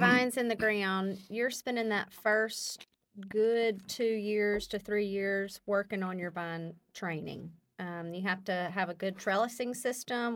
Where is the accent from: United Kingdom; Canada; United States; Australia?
United States; Calhoun, Louisiana; born and raised in the Calhoun, Western Row area